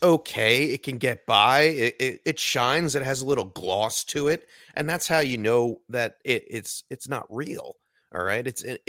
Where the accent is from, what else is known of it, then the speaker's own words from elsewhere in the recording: New Jersey, United States; I'm from Jersey. Everyone knows. Right up the road is the Jersey Shore. Live here for a long, long time.